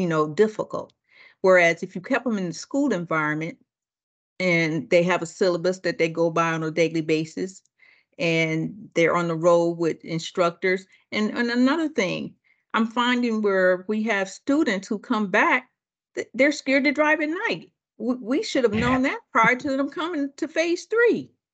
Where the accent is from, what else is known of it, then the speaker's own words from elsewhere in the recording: Akron, Ohio, United States; moved away; also born or lived in Detroit, Michigan / Richmond; I'm born and raised in Akron, Ohio.